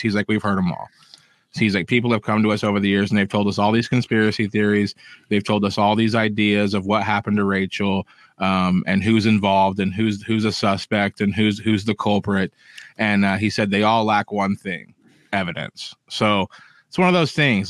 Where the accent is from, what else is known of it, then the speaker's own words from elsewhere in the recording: Kansas, United States; my home state of Kansas.